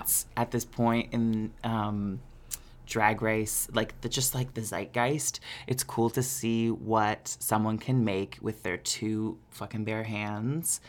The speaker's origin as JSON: {"language": "English", "town": "Peterborough", "region": "Ontario", "country": "Canada", "tie": "born or raised there", "moved": "yes", "said": "did a show in Peterborough for my hometown for the first time since being on Canada's Drag Race"}